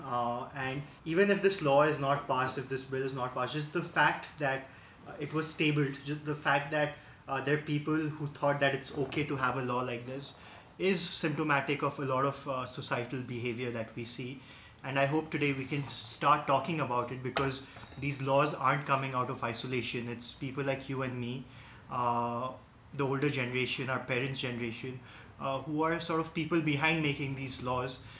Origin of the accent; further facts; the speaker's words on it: Kathmandu, Bagmati, Nepal; I'm 28 years old from Kathmandu